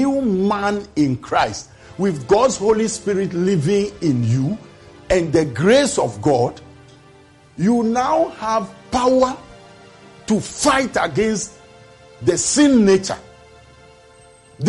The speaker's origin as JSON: {"language": "English", "country": "Ghana", "said": "as a Ghanaian, I'm 65 years old now"}